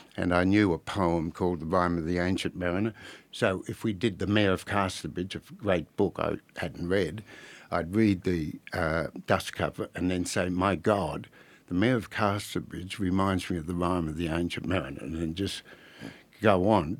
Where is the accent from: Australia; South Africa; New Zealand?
Australia; Albury, New South Wales; I was born in Orbe, the, uh, centre of the known world